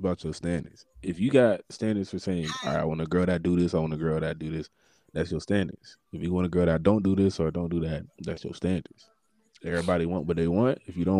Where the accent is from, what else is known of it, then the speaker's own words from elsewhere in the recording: Jamaica; I'm freaking Jamaican